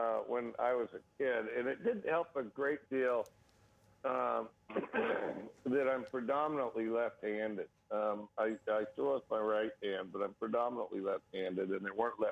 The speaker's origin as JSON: {"language": "English", "region": "Wyoming", "country": "United States", "tie": "born or raised there", "moved": "yes", "lives_now": "Pullman, United States", "said": "I grew up in Wyoming"}